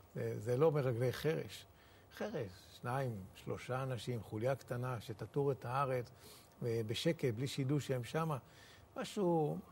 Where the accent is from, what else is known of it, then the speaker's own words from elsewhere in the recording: Nahalal, Northern District, Israel; נהלל בכלל זה מושב קטן ששילם מחיר אה, דמים מאוד מאוד גבוה בשביל שנהיה כאן בארץ ישראל. יש לנו, אם, אה, אם אני לא טועה, 39 בנים שנפלו במלחמות ישראל